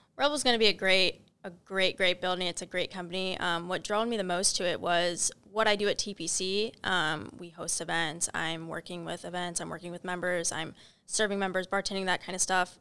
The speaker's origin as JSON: {"language": "English", "region": "Northern Illinois", "country": "United States", "moved": "yes", "lives_now": "Cincinnati, United States", "said": "I am from Northern Illinois"}